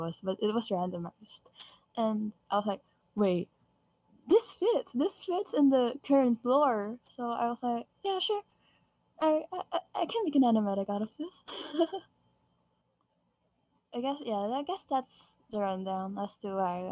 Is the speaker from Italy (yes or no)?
no; Philippines; I'm Filipino